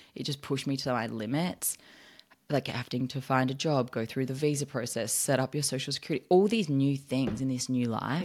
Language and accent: English; Australia; moved away as an adult; now in United States